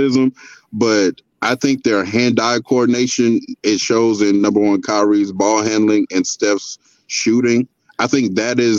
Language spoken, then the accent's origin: English; Houston, Texas, United States; I grew up in Houston